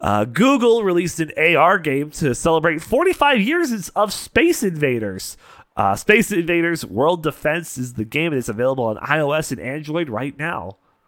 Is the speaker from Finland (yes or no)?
no; Canada; I've been to Vegas several times. It's like a second home to me as a Canadian.